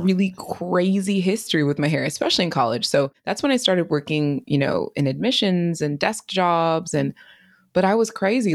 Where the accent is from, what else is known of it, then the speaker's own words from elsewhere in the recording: East Bay area, California, United States; I grew up in the East Bay area